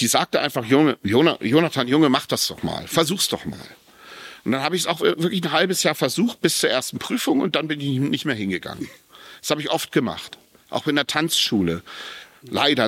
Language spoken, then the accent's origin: German; Japan; Ich bin in Japan zur Welt gekommen. Meine Mutter hat mich in Japan geboren